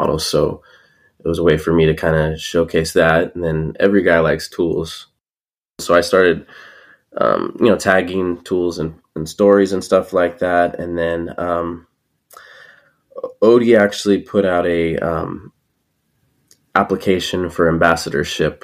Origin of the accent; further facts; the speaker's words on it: California, United States; I'm from California